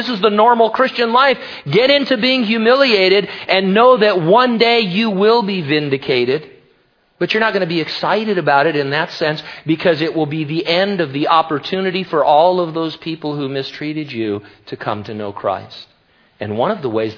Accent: United States; as an American

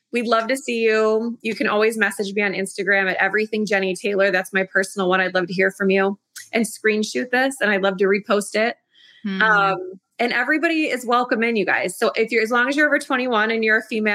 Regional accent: Chicago, Illinois, United States; my hometown of Chicago

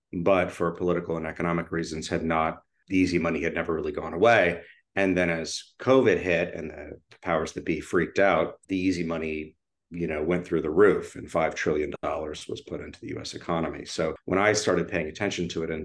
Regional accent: Austin, Texas, United States; I grew up in Austin, Texas, quite a ways from Hollywood

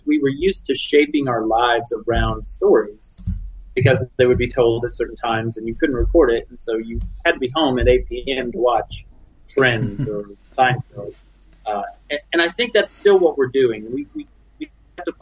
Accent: United States; as an American Christian

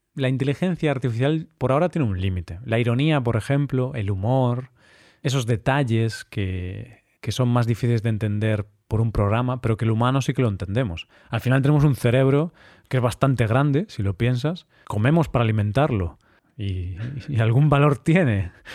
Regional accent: Vigo, Galicia, Spain; moved away as an adult; now in Cyprus; solo tengo a mi familia ahí

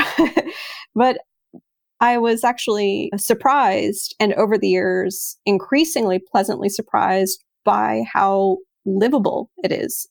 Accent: Texas, United States; moved away as an adult; also born or lived in Sydney, Australia / Prague, Czech Republic; now in Netherlands; I'm originally from Texas, and I grew up most of my life in Texas, aside from living in Sydney as a kid with my family.

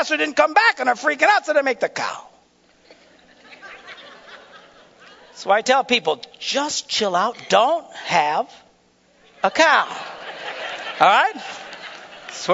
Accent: Wisconsin, United States; We're from Wisconsin

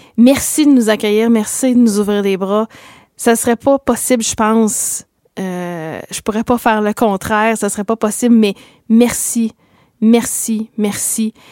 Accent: Abitibi-Témiscamingue, Quebec, Canada; moved away as an adult; now in Sudbury, Canada; J'ai grandi au Québec et je m'étais dit, je vais venir à Sudbury. C'est pas loin de par chez nous parce que moi, je viens du Nord, je viens de la l'Abitibi-Témiscamingue

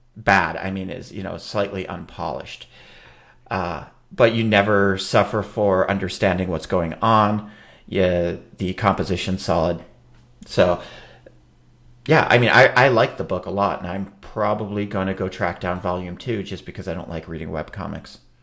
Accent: Minneapolis, Minnesota, United States; my hometown of Minneapolis

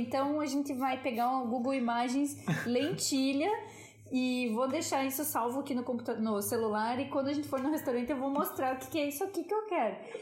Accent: Brazil; a gente é brasileiro

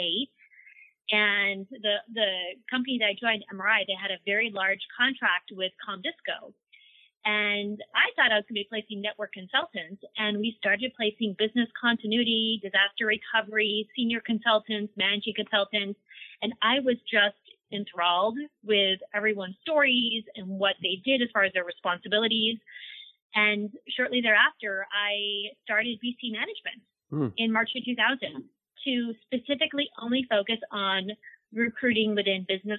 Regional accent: Wisconsin, United States; moved away as an adult; now in Southern California, United States; I'm from Wisconsin. I'm the cold tundra myself.

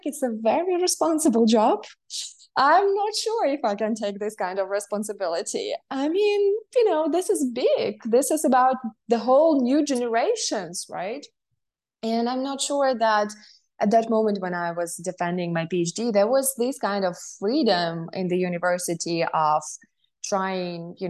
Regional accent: Kherson, Kherson Oblast, Ukraine; I come from Kherson. It's in the south of Ukraine.

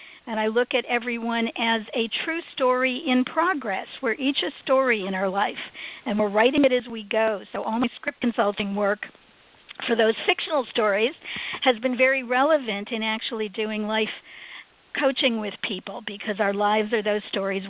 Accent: Chicago, Illinois, United States; moved away as an adult; now in Hollywood, United States; when I came out to Hollywood from Chicago in my early 20s, I ended up working in film production

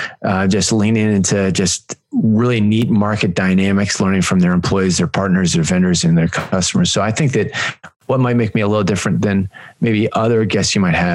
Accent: North Carolina, United States; I live in Northern California now, but I came out here from North Carolina.

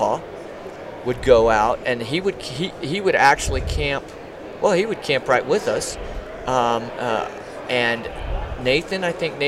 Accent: New Mexico, United States; since I was from New Mexico

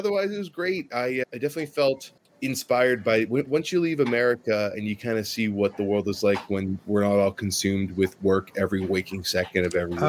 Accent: United States; So I'm very American in that I do love the Disney theme park.

